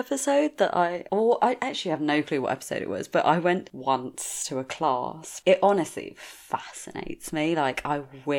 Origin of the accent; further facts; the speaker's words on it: India; I'm Indian. Like, we fucking all about our food.